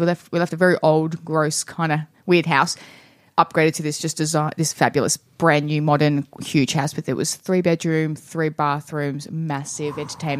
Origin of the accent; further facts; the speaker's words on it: Traralgon, Victoria, Australia; now in Melbourne, Australia; we are sisters, so... We're both from Teagues, Cheryl Teagues, as we call it.